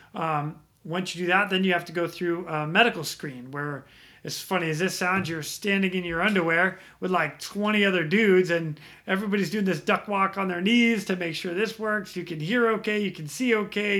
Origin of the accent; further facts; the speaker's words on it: just outside of Boston, Massachusetts, United States; moved away as an adult; now in Ras Tanura, Saudi Arabia; born and raised Massachusetts. Um, I grew up there 18 years